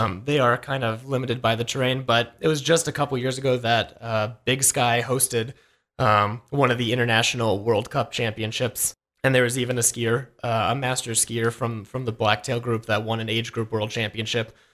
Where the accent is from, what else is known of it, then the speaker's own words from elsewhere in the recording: Idaho, United States; now in Montana, United States; growing up in Idaho, we had one or two girls wrestle in middle school